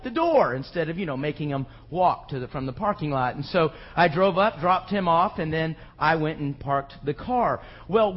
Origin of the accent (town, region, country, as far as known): United States